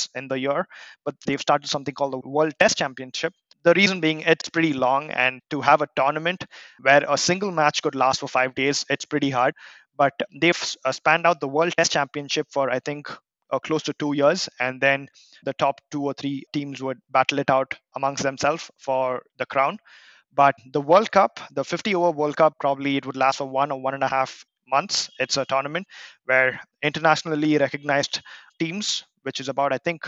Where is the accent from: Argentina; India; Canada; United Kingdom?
India; Bangalore, Karnataka; my team is my hometown. It's called Royal Challengers of Bangalore.